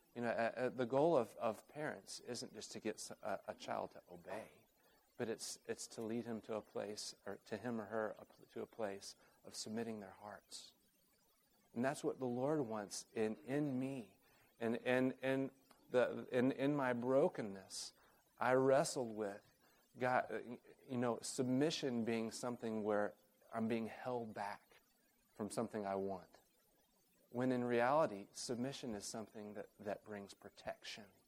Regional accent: Oklahoma City, Oklahoma, United States; moved away; also born or lived in Uganda; I grew up in Oklahoma City

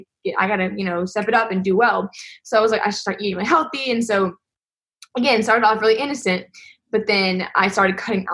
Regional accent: Madison, Mississippi, United States; I'm 20 years old, and I am from Madison, Mississippi.

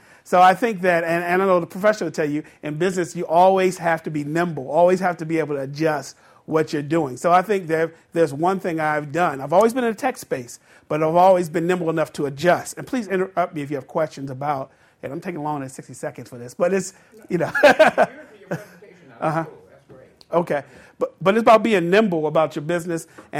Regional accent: Baltimore, Maryland, United States; I'm from the Baltimore area.

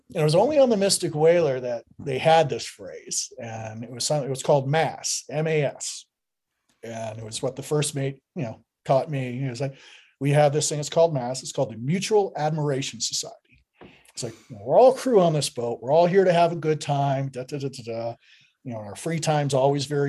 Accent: Michigan, United States; moved away; I'm originally from Michigan, so I had finagled a couple days off where I went home to Michigan

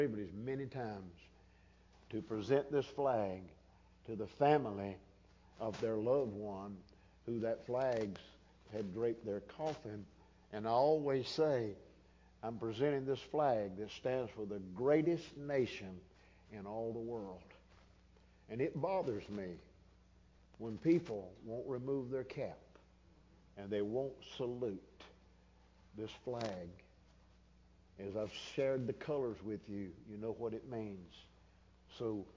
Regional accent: United States; I was born in America

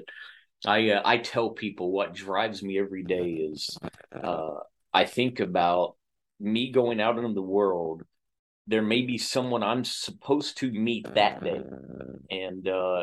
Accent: Oklahoma, United States; moved away; Oklahoma? Because that's my home state, home team

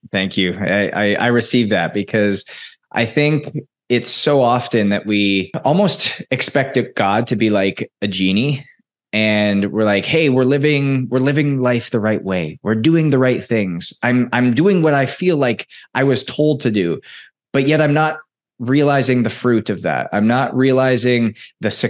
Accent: Edmonton, Alberta, Canada; moved away; Edmonton, Alberta, my hometown.

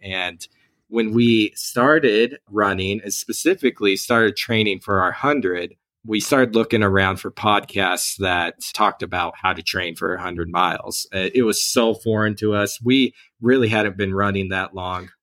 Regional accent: Oklahoma, United States; moved away as an adult; now in Ogden, United States; I actually grew up in Oklahoma

